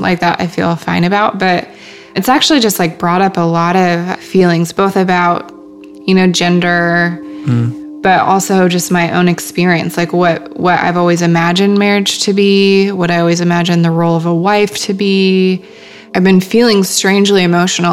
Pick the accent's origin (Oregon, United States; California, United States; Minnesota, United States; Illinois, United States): Minnesota, United States; Worthington; I am originally from a small town in Minnesota called Worthington